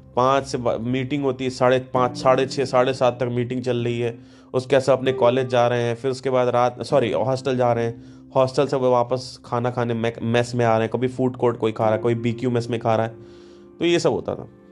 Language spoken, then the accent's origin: Hindi; Kanpur, Uttar Pradesh, India; मैं कानपुर से हूँ